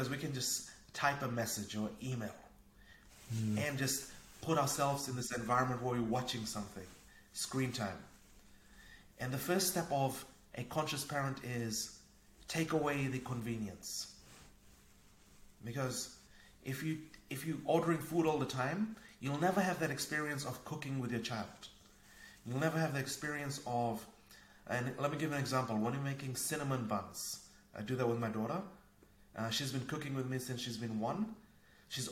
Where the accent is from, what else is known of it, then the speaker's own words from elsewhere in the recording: Fiji; also born or lived in New Zealand / Asia; now in Norway; I grew up in Fiji. I used to play outside, climbing coconut trees, catching fish, crabs, a very Robinson Crusoe type of childhood